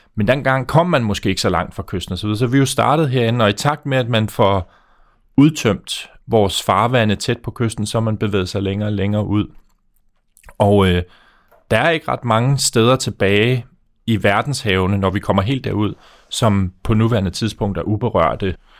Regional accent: Faroe Islands; now in Denmark; nu kommer jeg fra Færøerne øh, og bor her i Danmark

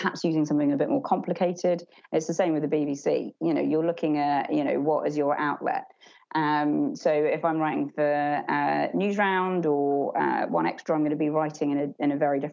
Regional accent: Essex, East of England, United Kingdom; I'm just from Essex and, you know, grew up not really in that kind of community

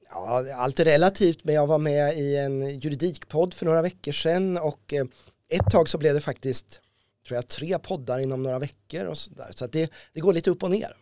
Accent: Ödeshög, Östergötland, Sweden; now in Norrköping, Sweden; Ödeshög där jag växte upp i sydöstra Östergötland

